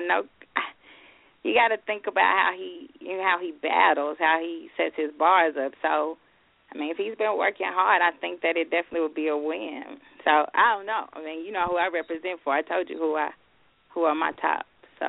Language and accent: English; Memphis, Tennessee, United States; I'm straight from South Memphis